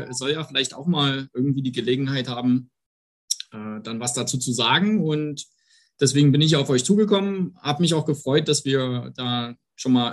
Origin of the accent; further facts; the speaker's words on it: Saxony, Germany; Ähm, am Ende, klar, ich stamme aus dem, aus dem Herzen Sachsens, ähm, habe dort 2008 mein, mein Studium an der TU Dresden angefangen